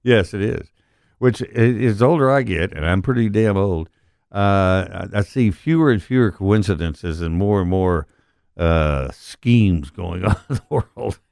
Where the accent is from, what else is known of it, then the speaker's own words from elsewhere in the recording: Odessa, Texas, United States; now in Memphis, United States; I grew up in Odessa where nothing grew.